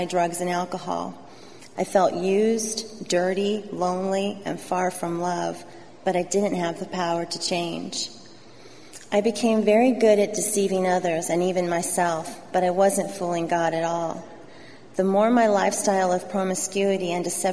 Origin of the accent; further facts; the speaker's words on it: Southern California, United States; I grew up here in Southern California